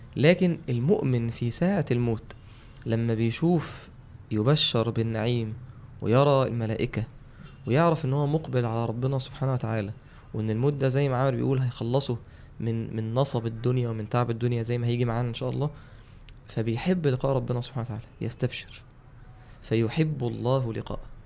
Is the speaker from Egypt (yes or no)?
yes; Mansoura, Dakahlia, Egypt; عندنا في المنصوره